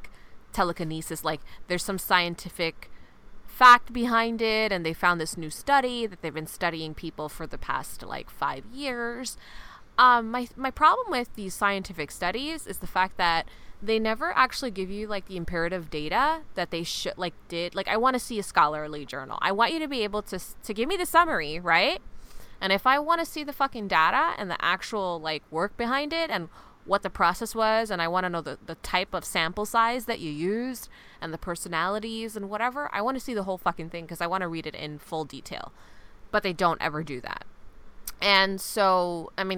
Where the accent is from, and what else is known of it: Guyana